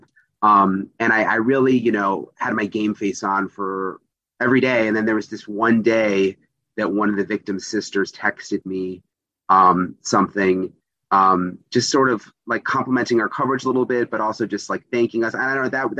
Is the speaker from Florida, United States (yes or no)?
yes; South Florida, United States; also born or lived in Missouri; I grew up in South Florida near where I live now